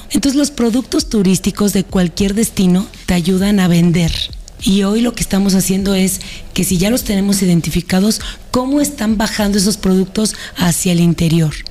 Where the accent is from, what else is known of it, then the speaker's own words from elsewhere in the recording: Aguascalientes, Mexico; ¿Cómo se siente Aguascalientes para poderse vender de una forma más genuina? Si somos ese destino mexicano, mexicano, que es el deseable, porque tenemos charrería, tenemos escaramuzas, tenemos folclore, tenemos cultura